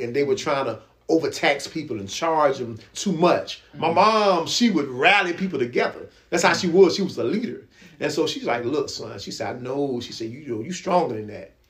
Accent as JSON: {"language": "English", "town": "Virginia Beach", "region": "Virginia", "country": "United States", "tie": "born or raised there", "also_born_or_lived": "Norfolk, Virginia", "said": "he moved us to a good area in Kempsville"}